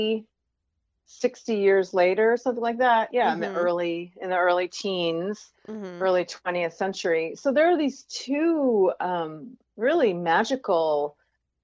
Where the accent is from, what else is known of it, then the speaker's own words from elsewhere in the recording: Westchester County, New York, United States; I grew up in Westchester County outside of Manhattan